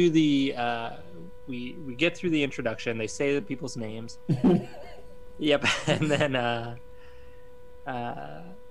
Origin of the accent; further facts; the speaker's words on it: Bahamas; moved away as an adult; I grew up in the Bahamas